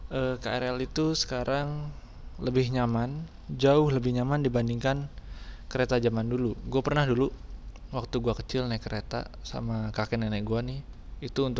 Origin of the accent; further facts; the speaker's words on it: Bogor, West Java, Indonesia; gue lahir di Bogor, besar di Bogor, tinggal di Bogor, dan sekarang gue bekerjanya di Jakarta.